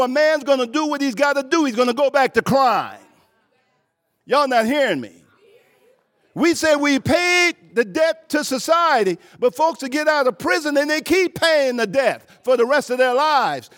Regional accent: Thibodaux, Louisiana, United States; moved away; I'm from Thibodeau, Louisiana, uh, fifty-five miles southwest of New Orleans. Uh, grew up drinking from colored fountains

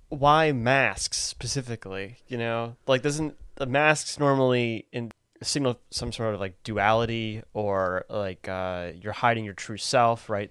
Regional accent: United States; as an American

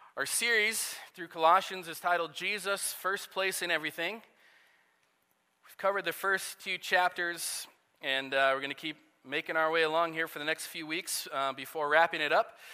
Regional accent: Nebraska, United States; moved away; also born or lived in Iowa; ever since I was a kid, uh, growing up in Nebraska

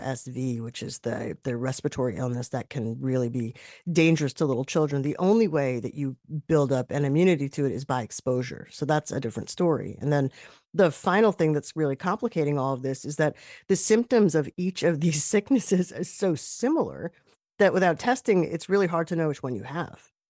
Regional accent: New York, United States; moved away as an adult; now in Boston, United States; I'm a New Yorker.

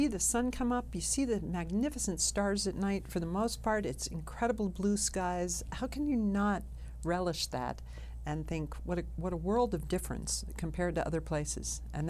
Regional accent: New York City, New York, United States; moved away as an adult; now in Reno, United States; I'm a transplant from New York City.

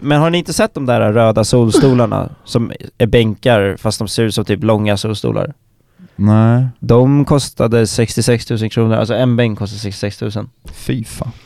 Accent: Stockholm, Stockholm County, Sweden; moved away as an adult; now in Umeå, Sweden; jag är uh, gruppens stockholmare. Jag växte upp i storstan

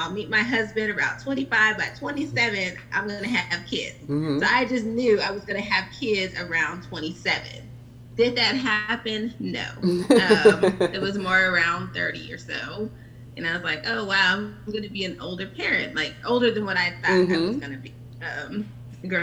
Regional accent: Riverside, California, United States; moved away as an adult; now in Atlanta, United States; I'm from Riverside, California. So that's Southern California

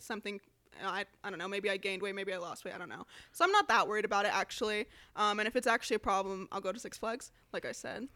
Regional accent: Las Vegas, Nevada, United States; moved away as an adult; also born or lived in Chicago; I'm from Vegas

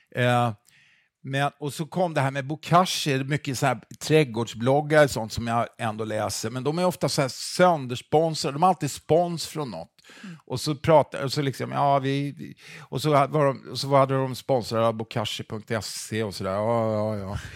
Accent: Stockholm, Stockholm County, Sweden; jag är en kille från Stockholm

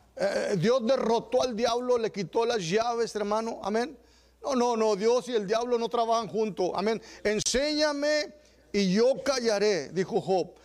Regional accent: Texas, United States; los que somos de Texas

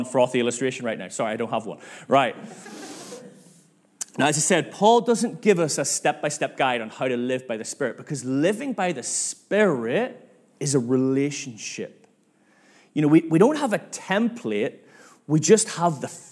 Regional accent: Northern Ireland, United Kingdom; now in Manchester, United Kingdom; I'm from Northern Ireland

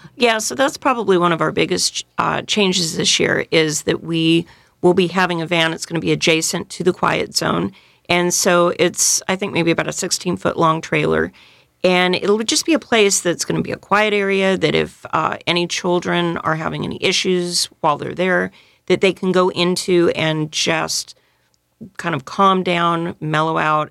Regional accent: Northern California, United States; also born or lived in San Diego; now in New Orleans, United States; I'm originally from Northern California

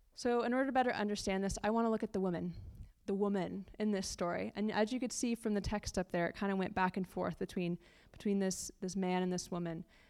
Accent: California, United States; moved away as an adult; now in London, United Kingdom; We're originally from California, which is the best state, I'll have to say. Uh, we moved to London about a year ago

